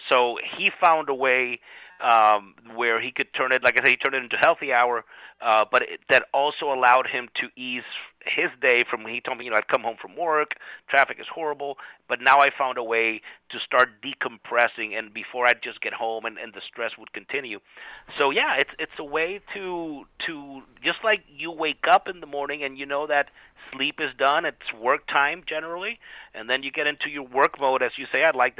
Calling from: Florida, United States; I'm coming from Florida. I know I should be ashamed.

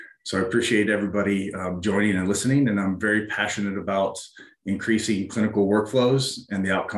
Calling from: Fort Collins, Colorado, United States; I'm joining from Fort Collins, Colorado.

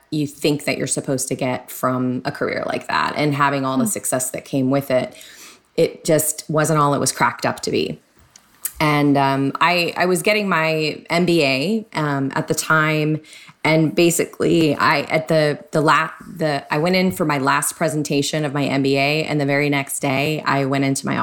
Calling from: San Diego, California, United States; Yes, Southern California, it's San Diego. Very sunny day today.

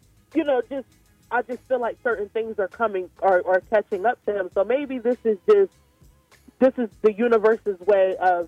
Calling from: Salisbury, Maryland, United States; I'm calling from Salisbury, Maryland.

